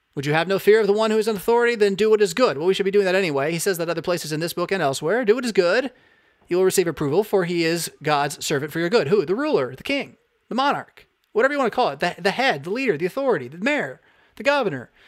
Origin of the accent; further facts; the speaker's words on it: United States; as an American